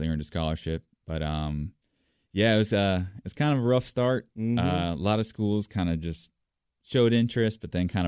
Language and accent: English; Pinehurst, North Carolina, United States; also born or lived in Redondo Beach, California; I'm from, I grew up in a town, Redondo Beach, California. Then when I was 12, I moved to Pinehurst, North Carolina. So I kind of grew up in two different places